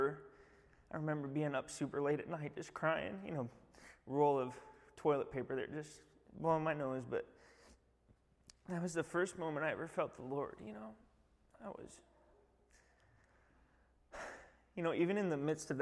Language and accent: English; Alaska, United States; also born or lived in Toppenish, Washington; I grew up going to a Christian school in town here, Cook Inlet Academy